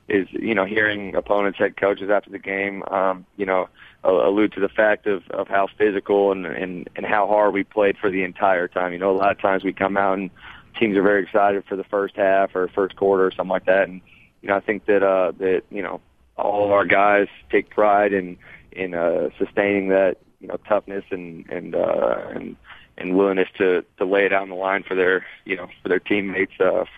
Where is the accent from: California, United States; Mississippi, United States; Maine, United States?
California, United States; moved away as an adult; now in Murfreesboro, United States; being from California